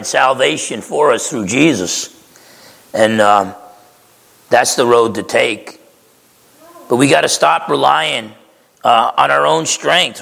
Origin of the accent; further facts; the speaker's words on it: New Jersey, United States; I grew up in New Jersey